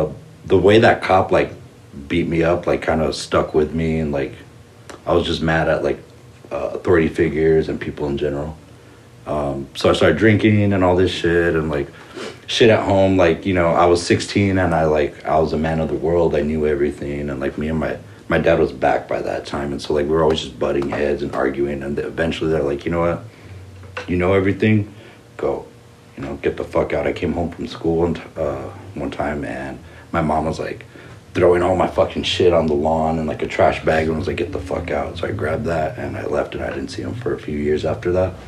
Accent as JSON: {"language": "English", "town": "Montebello", "region": "California", "country": "United States", "tie": "born there", "also_born_or_lived": "San Gabriel Valley / Northeast LA / San Fernando Valley / Carlsbad", "said": "I was born in Montebello. I've lived in, like, the San Gabriel Valley, Northeast LA, San Fernando Valley."}